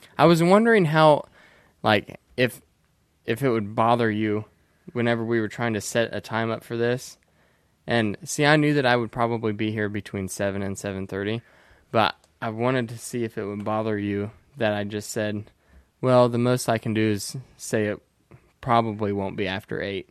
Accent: Indiana, United States; I'm from Indiana and everybody is rural

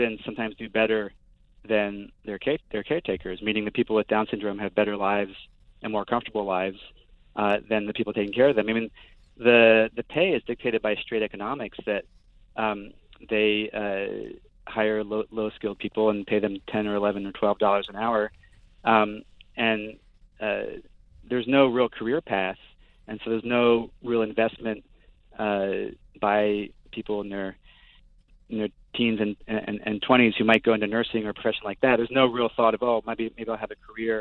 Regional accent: Brussels, Brussels-Capital Region, Belgium; now in United States; I grew up in Brussels

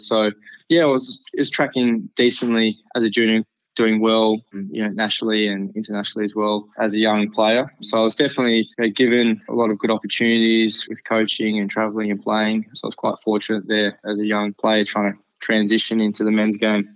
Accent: Canberra, Australian Capital Territory, Australia; I grew up in Canberra, which is actually the capital of Australia.

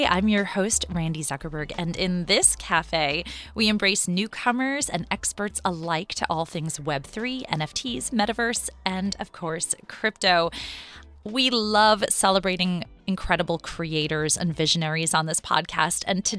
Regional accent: New York City, New York, United States; Yes, I'm also a New Yorker. I'm in Midtown right now, but East Village would be way cooler.

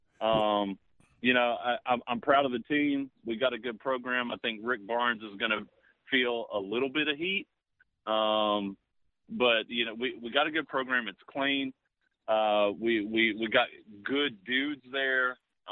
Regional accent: Nashville, Tennessee, United States; I'm from Nashville

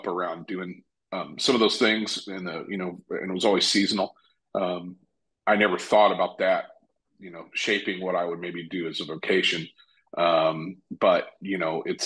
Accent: Evansville, Indiana, United States; now in Bloomington, United States; I was born and raised in Evansville, Indiana.

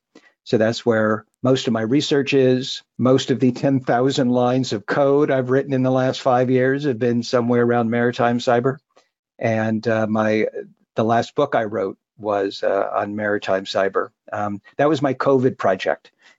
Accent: Los Alamitos, California, United States; moved away; also born or lived in Westchester, Los Angeles, California / Humboldt State, Northern California; I grew up in Southern California, L.A. My parents actually were living in Westchester, California, which will mean nothing to most anybody

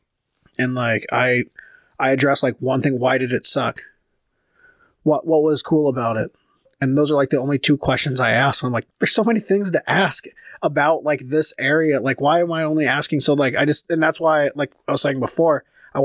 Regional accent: California, United States; now in Minnesota, United States; I'm from California, too

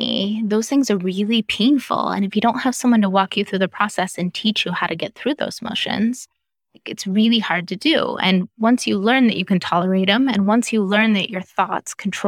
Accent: Idaho, United States; also born or lived in Southern California; We moved from Southern California to the middle of nowhere, Idaho, and grew up on, you know, we farmed our own food

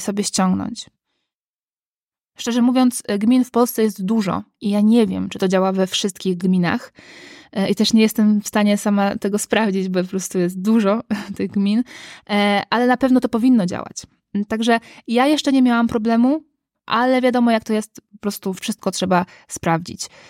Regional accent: Gdańsk, Pomeranian Voivodeship, Poland; ja jestem z Gdańska

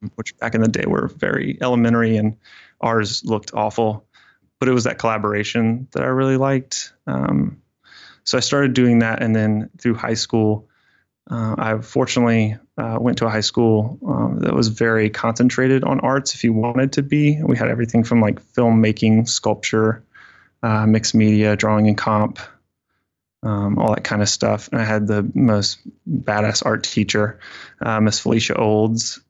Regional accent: Fairhope, Alabama, United States; I grew up in Southern Alabama. Um, very small town called Fairhope

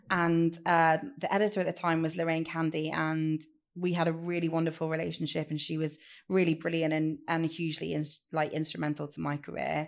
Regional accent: Leicester, East Midlands, United Kingdom; I'd moved back to Leicester with my family

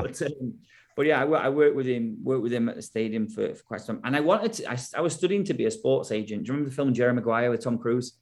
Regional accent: England, United Kingdom; moved away as an adult; also born or lived in United States; obviously we're English

